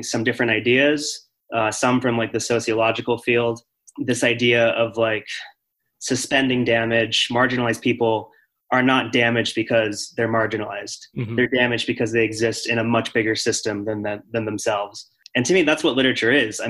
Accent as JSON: {"language": "English", "region": "Arizona", "country": "United States", "tie": "born or raised there", "said": "I grew up in Arizona"}